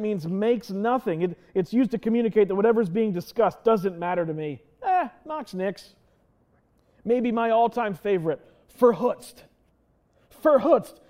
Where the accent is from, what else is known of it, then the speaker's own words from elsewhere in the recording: Lancaster County, Pennsylvania, United States; I was born and raised in Lancaster County